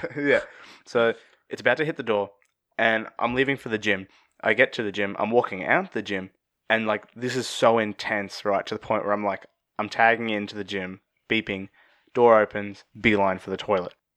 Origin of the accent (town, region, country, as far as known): Australia